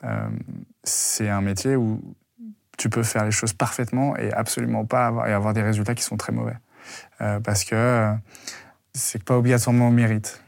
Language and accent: French; Lyon, Auvergne-Rhône-Alpes, France; je viens de la province, je viens de Lyon